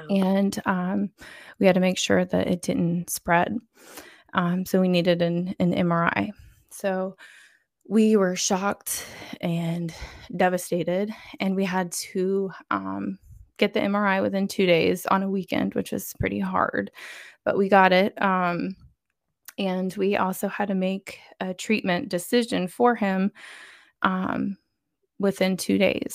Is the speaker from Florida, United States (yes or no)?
yes; Florida, United States; I'm from Florida